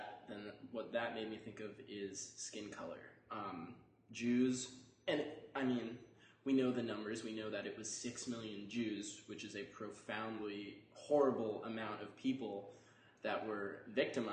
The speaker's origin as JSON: {"language": "English", "town": "Boston", "region": "Massachusetts", "country": "United States", "said": "I'm from Boston, Massachusetts."}